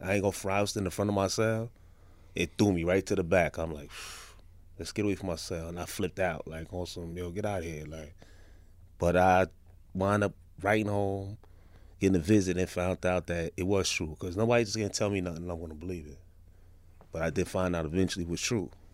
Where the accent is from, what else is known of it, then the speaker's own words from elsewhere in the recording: New York City, New York, United States; Crown Heights, Franklin Avenue